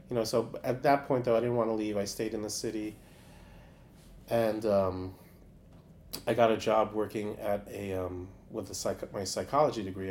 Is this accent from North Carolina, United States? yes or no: no; New York City, New York, United States; I grew up in uh, Stuyvesant